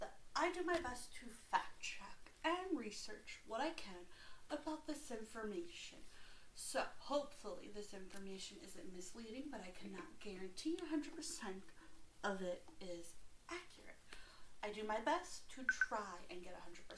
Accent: United States; I'm from America, the United States of America

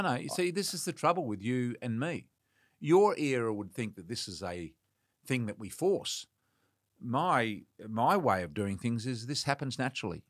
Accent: Western Australia, Australia; moved away; I'm from Western Australia

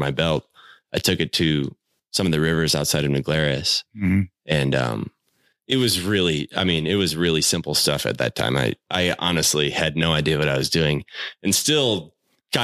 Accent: Southern Wisconsin, United States; I grew up in Southern Wisconsin and Greene County, Wisconsin is like right on the edge of the Driftless

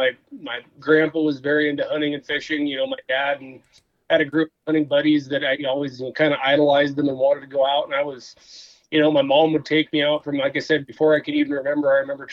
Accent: Southern Oregon, United States; moved away as an adult; also born or lived in Wisconsin / Northwest; now in Missoula, United States; I grew up in Southern Oregon, bounced around a little bit. I went to school in Wisconsin, worked around the Northwest, and then landed in Montana in 2008 to work for the club.

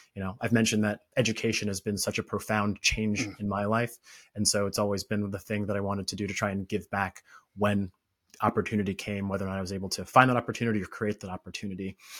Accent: Orlando, Florida, United States; I grew up in Florida, Orlando, Florida

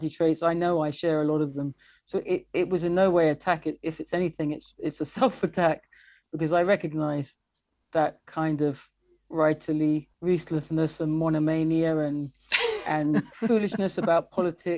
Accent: England, United Kingdom; I am English and I love England

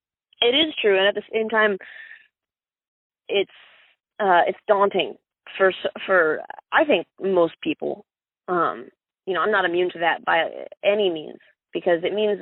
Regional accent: Miami, Florida, United States; born there; I was born in South Dade County, Miami

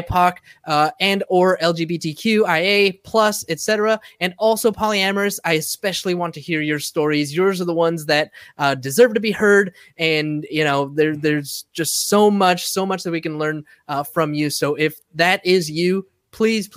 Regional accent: San Diego, California, United States; moved away; Joining us today from my hometown and America's finest city, San Diego

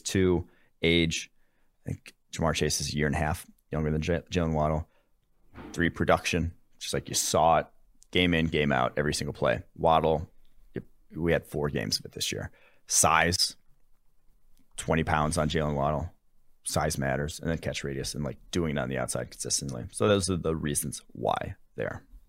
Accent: West Allis / Brookfield, Wisconsin, United States; moved away; also born or lived in Illinois; I grew up in West Dallas and then Brookfield for, like, a little bit before I moved to Illinois

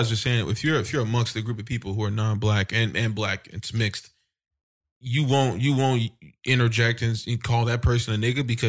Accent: Midwest, United States; Like, I'm not from down south. You know what I'm saying? Like, I grew up in the Midwest, up north, whatever you want to call it.

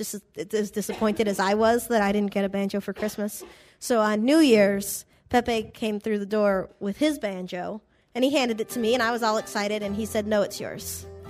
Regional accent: North Andover, Massachusetts, United States; moved away; I'm originally from North Andover, Massachusetts, which is just north of Boston.

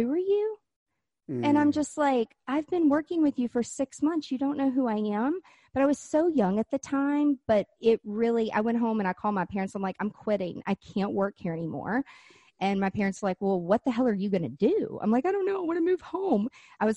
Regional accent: Nashville, Tennessee, United States; moved away; also born or lived in Florida; I've lived in Florida and I'm from Nashville, Tennessee

